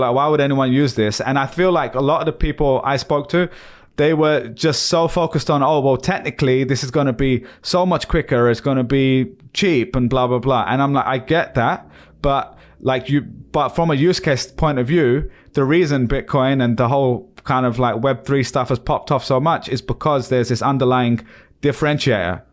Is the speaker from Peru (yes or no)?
no; London, United Kingdom; Stone where I was born in East London